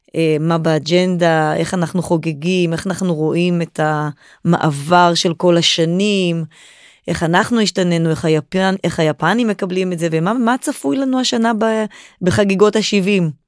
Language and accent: Hebrew; Israel; אנחנו כישראלים